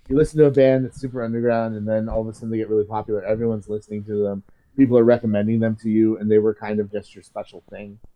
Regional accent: Bay Area, California, United States; I grew up in the Bay Area

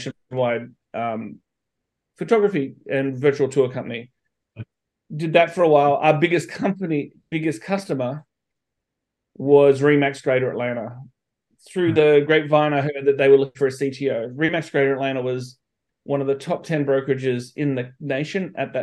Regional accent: Australia; moved away as an adult; also born or lived in Sydney, Australia / Missouri, United States; now in United States; I'm from Australia originally. I left home when I was 18 to move to the United States

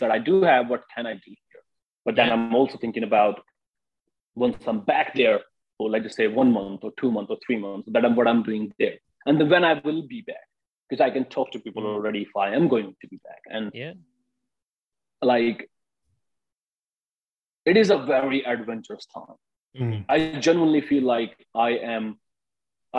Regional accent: India; moved away as an adult; now in United States; I'm from India and I have an Indian passport.

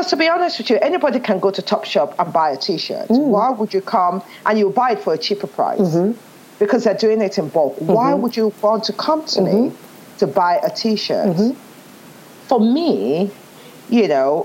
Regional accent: Nigeria; accent: Nigerian; moved away as an adult; also born or lived in England; now in United Kingdom; Nigerian woman growing up in Nigeria

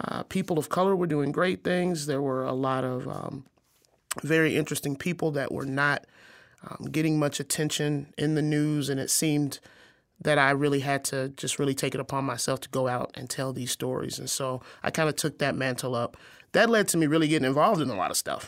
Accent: Arkansas, United States; moved away as an adult; also born or lived in Missouri; now in Quad Cities, United States; I grew up in Arkansas, a very small town

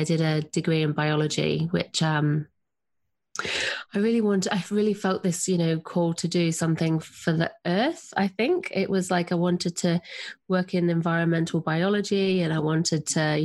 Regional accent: Nottingham, East Midlands, United Kingdom; accent: English; moved away as an adult; also born or lived in Sydney, Australia; now in Southern Highlands, Australia; I'm English. I grew up in Nottingham in England, and I moved to Australia

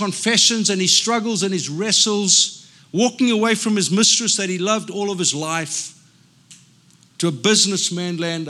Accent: South Africa; now in United States; I'm a South African. I don't fit in. Till I go back to South Africa and they say, oh, you sound so American.

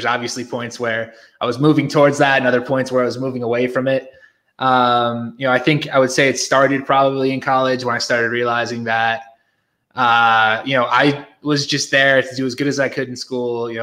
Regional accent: Connecticut, United States; moved away as an adult; also born or lived in New York / Philadelphia; now in Mexico; I grew up in Connecticut. I spent pretty much my entire life there.

